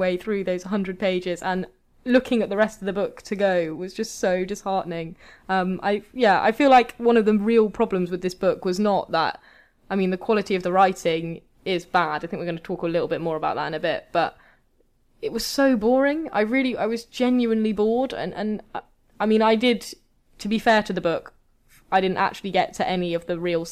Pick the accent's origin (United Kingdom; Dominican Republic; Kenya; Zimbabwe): United Kingdom